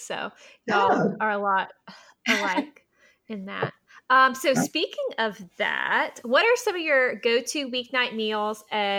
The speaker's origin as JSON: {"language": "English", "town": "Augusta", "region": "Georgia", "country": "United States", "tie": "born or raised there", "said": "we grew up in Augusta, Jackie's parents were from New Jersey and mine are from Miami and Baltimore. So we're not totally southern."}